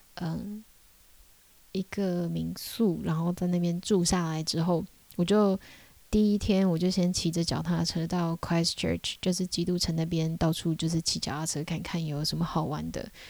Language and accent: Chinese; Taiwan; 我是台湾人